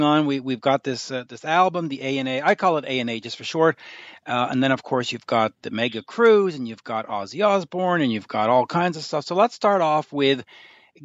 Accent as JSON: {"language": "English", "country": "Canada", "said": "I'm Canadian"}